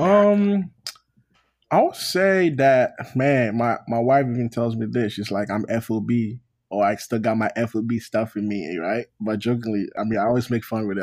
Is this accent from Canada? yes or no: no; Ghana; moved away as an adult; now in United States; I'm Ghanaian